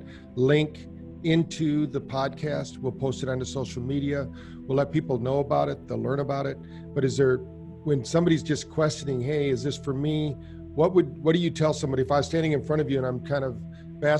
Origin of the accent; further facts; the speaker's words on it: Battle Creek, Michigan, United States; I grew up in Battle Creek, Michigan